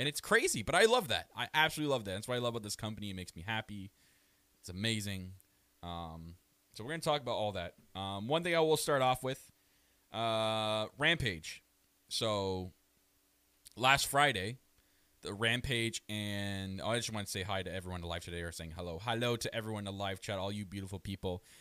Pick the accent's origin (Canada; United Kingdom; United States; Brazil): Canada; I am your Canadian prince